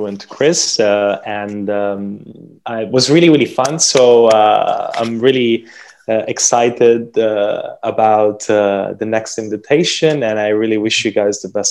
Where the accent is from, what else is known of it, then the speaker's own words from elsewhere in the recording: Tuscany, Italy; moved away; I'm from Tuscany.